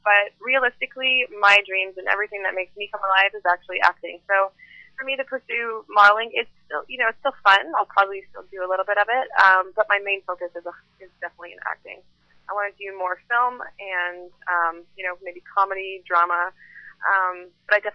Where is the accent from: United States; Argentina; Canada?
Canada; I'm from Canada